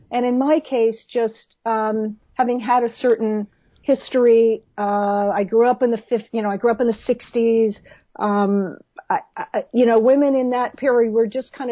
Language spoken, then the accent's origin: English; Los Angeles, California, United States; born or raised there; now in New York, United States